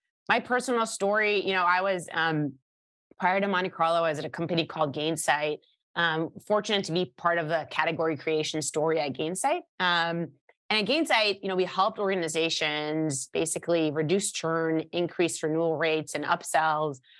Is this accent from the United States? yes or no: no; Israel; moved away; I was born and raised in Israel, started my career in the Israeli Air Force